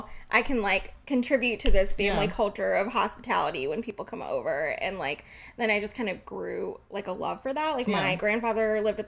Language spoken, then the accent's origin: English; Indianapolis, Indiana, United States; I was born here in Indianapolis.